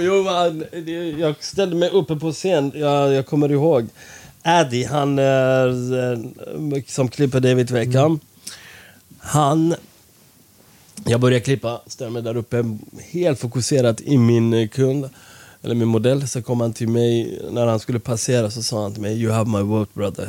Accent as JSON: {"language": "Swedish", "country": "Iran", "moved": "yes", "lives_now": "Sweden", "said": "vi är från Iran"}